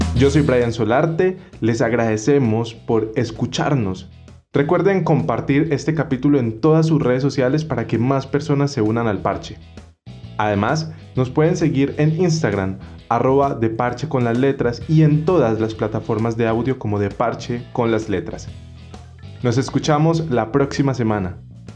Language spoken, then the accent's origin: Spanish; Colombia; como colombianos